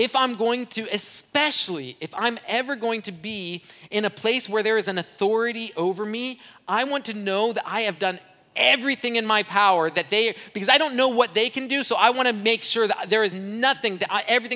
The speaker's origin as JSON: {"language": "English", "country": "Brazil", "tie": "born or raised there", "moved": "yes", "lives_now": "United States", "said": "I grew up in Brazil. I'm fluent in Portuguese. When I left Brazil, I didn't have an accent"}